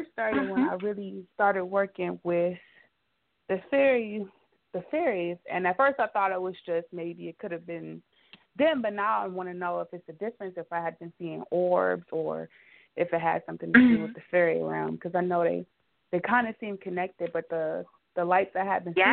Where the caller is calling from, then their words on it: Cleveland, Ohio, United States; I'm calling from Cleveland